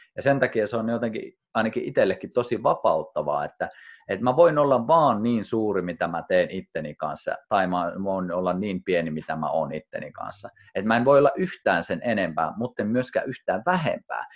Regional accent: Kuusamo, North Ostrobothnia, Finland; moved away as an adult; also born or lived in Rovaniemi; mä muutin kotoa pois, eka kertaa muutin Kuusamosta, muutin Rovaniemelle

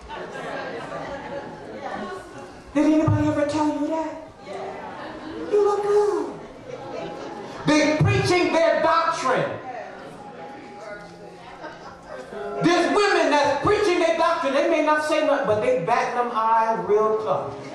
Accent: Trinidad & Tobago; I'm from Trinidad and Tobago

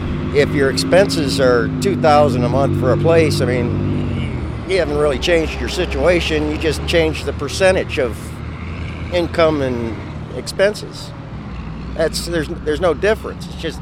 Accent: Ohio, United States; moved away as an adult; also born or lived in Pinedale, Wyoming; now in Watford City, United States; I'm originally from Ohio. I was in the boom in Wyoming, out near Pinedale before all the rigs were here.

